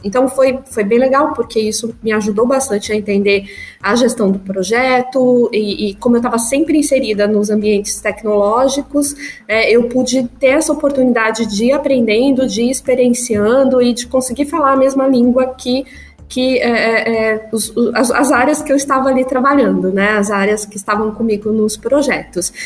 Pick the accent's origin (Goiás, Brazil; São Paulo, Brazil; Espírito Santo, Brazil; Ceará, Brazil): São Paulo, Brazil; also born or lived in Marília; eu nasci em Marília, interior de São Paulo.